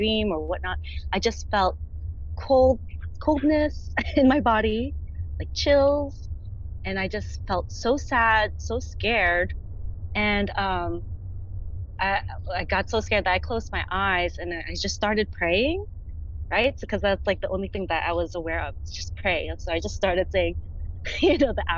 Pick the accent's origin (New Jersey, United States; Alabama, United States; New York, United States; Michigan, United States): New Jersey, United States; moved away as an adult; now in Los Angeles, United States; I'm originally from New Jersey, but moved to Los Angeles, California in 2013